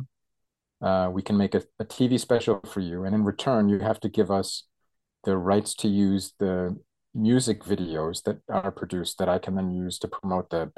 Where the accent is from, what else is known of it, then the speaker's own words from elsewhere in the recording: United States; moved away as an adult; now in Germany; I come from America, but I've been living in Germany much longer than I lived in the States